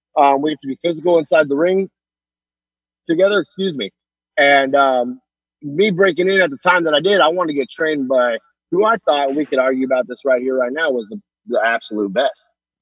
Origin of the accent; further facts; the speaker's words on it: California, United States; moved away as an adult; also born or lived in Moline, Illinois; I'm born and raised in California. So when I moved, I packed up and moved to Moline, Illinois, and I've never even been to that town.